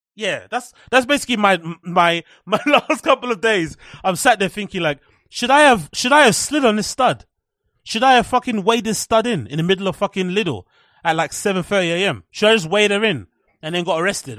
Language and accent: English; England, United Kingdom; As English people, as British people, we deserve Turkish teeth because we all have terrible teeth here